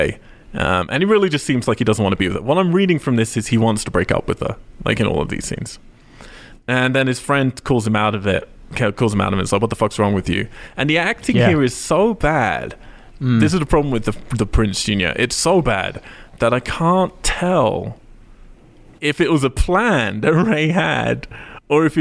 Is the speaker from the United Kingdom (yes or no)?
yes; Cambridge, East of England, United Kingdom; my hometown